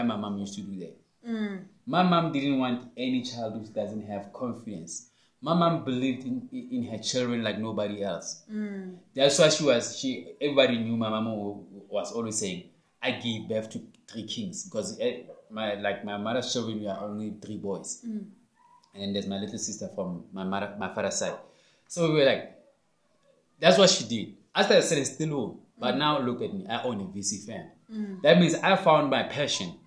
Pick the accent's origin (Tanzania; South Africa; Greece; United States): South Africa; Phuthaditjhaba, Free State; my hometown